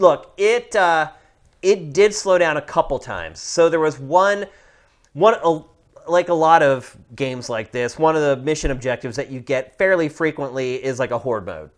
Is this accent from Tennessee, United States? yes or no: no; Pennsylvania, United States; Pennsylvania. My home state